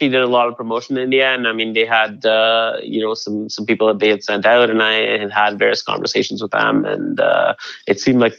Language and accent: English; India; the the Himalayas, where where I went to boarding school, it's you know, it grows wild there.